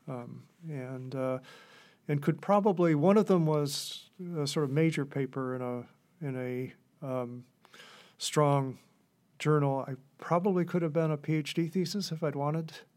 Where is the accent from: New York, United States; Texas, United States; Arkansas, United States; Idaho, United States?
New York, United States; Gouverneur; I grew up in Governor, New York, which, uh, at the time was a community of about five thousand people